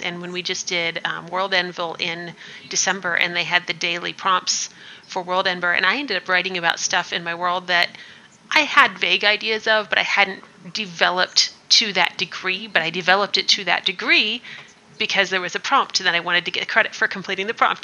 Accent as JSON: {"language": "English", "region": "Midwest", "country": "United States", "said": "I'm from the Midwest"}